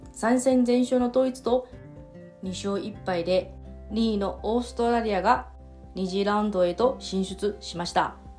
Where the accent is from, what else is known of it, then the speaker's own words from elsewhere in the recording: Taiwan; Japanese is a second language; moved away as an adult; now in Okinawa, Japan; 私の、えー、地元の台湾